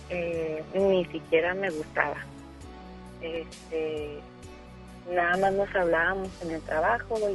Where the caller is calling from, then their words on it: Guadalupe, Nuevo León, Mexico; Este, hablo de aquí de Monterrey.